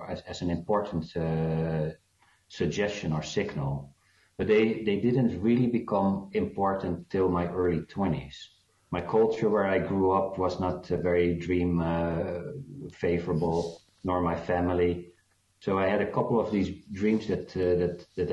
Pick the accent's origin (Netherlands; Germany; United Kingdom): Netherlands; moved away as an adult; also born or lived in Bloemfontein, South Africa / Johannesburg, South Africa; now in United States; at age four, we moved to the Netherlands. So I feel Dutch mainly, even if I've now already been 15 years in the USA.